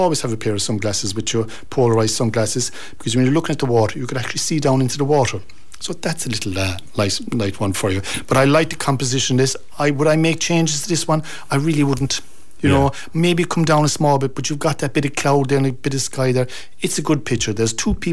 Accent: North Kerry, Munster, Ireland; I'm from North Kerry

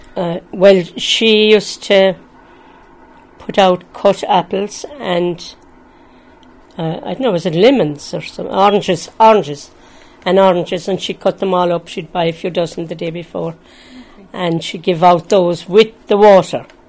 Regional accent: Limerick, Munster, Ireland; moved away as an adult; now in Kellys Cross, Ireland; I'm from Limerick

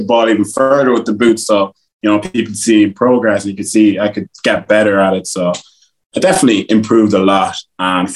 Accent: Westmeath, Leinster, Ireland; accent: Westmeath; also born or lived in Liberia; It's a pure Westmeath accent I have now

